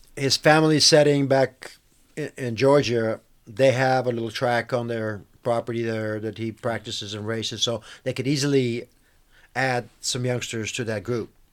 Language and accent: English; Bulgaria; moved away; I'm actually from Bulgaria.